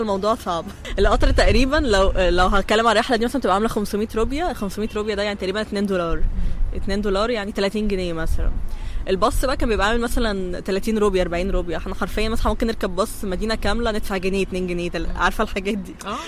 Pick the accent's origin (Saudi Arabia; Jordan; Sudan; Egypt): Egypt; احنا كمصريين